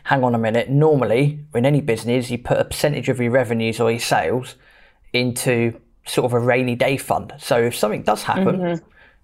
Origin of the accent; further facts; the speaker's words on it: England, United Kingdom; we're British, we're English